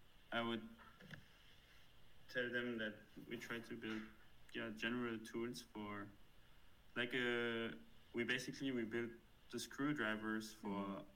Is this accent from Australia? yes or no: no; Germany; accent: German; don't know, German accent